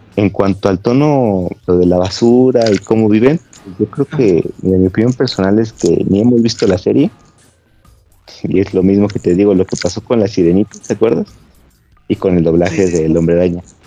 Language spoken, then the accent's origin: Spanish; Mexico